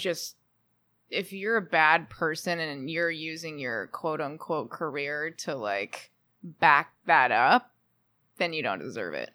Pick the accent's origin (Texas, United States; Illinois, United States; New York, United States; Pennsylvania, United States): Texas, United States; Houston; moved away as an adult; also born or lived in Austin, Texas / Nashville, Tennessee; now in Los Angeles, United States; I'm from Texas originally.